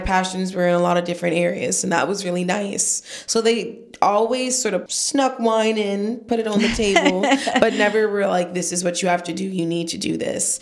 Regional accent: Washington, District of Columbia, United States; moved away as an adult; also born or lived in San Luis Obispo, California; I'm originally from Washington, D.C. So I'm a fourth generation native of Washington, D.C.

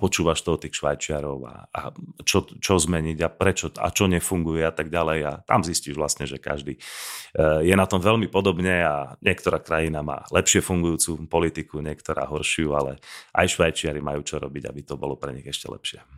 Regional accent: Slovakia; toto mi na Slovensku trošku chýba, že sme takí, stále sme uzavretí

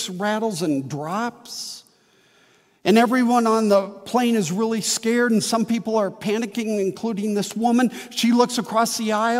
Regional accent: Midwest, United States; born or raised there; also born or lived in Wheaton, Illinois / St. Charles, Illinois

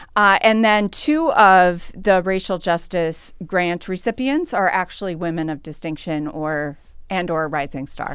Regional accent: St. Peter, Minnesota, United States; I grew up in Saint Peter, uh, but have always worked, uh, professionally in Mankato

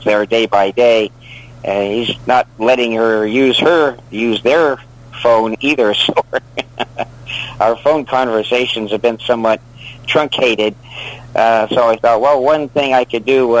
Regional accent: Wyoming, United States; moved away as an adult; now in California, United States; I'm from Wyoming originally

